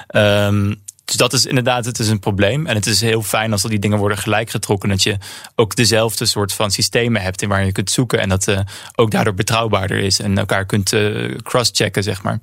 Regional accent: Netherlands

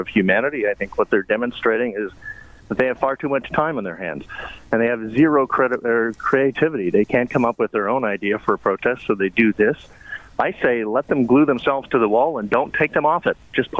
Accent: Western Canada, Canada; I grew up in Western Canada

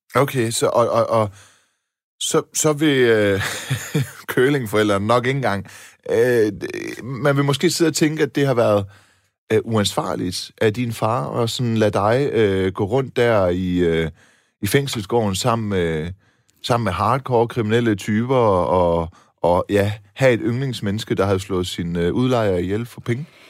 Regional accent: Silkeborg, Central Denmark Region, Denmark; jeg voksede op på Balle Kirkevej uden for Silkeborg

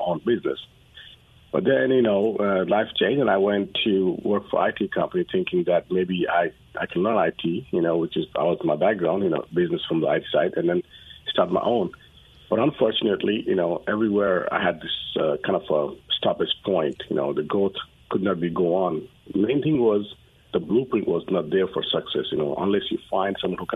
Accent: Nepal; moved away as an adult; now in Dallas, United States; I'm originally from Nepal. I came to U.S. from my undergrad

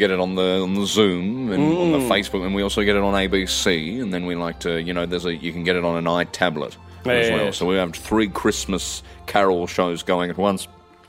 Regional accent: Melbourne, Victoria, Australia; born there; she said, I was born in Eaglemont in Melbourne. I said, you're joking. I was born at the same hospital.

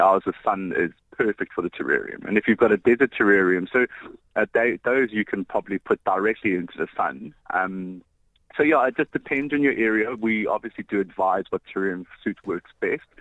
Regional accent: Johannesburg, Gauteng, South Africa; moved away as an adult; also born or lived in Cape Town; I'm actually from Johannesburg

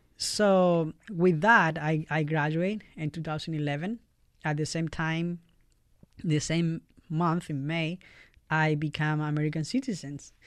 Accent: Valparaíso, Chile; English is a second language; moved away as an adult; now in Fort Wayne, United States; I'm from Chile, uh, all the way in South America

